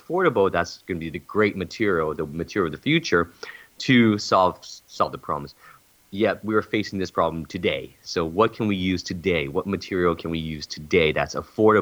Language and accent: English; California, United States; I'm from California.